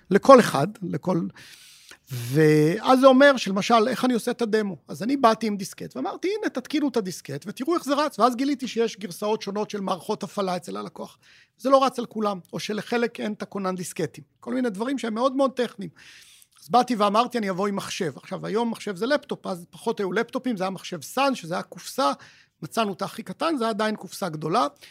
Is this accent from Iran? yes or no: no; Israel; בתור ישראלים